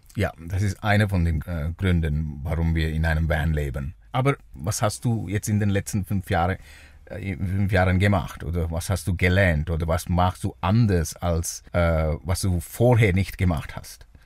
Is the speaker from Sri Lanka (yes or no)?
yes; Sri Lanka; German is a second language; now in Switzerland; ich komme aus Sri Lanka äh, ursprünglich